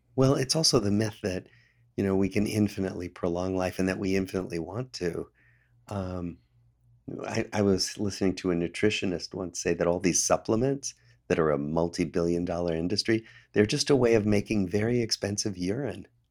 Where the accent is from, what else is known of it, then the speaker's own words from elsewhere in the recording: Des Moines, Iowa, United States; moved away as an adult; I grew up in Des Moines, Iowa